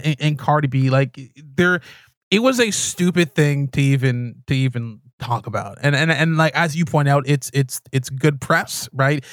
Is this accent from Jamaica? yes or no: yes; Jamaica; now in Canada; I'm Jamaican Canadian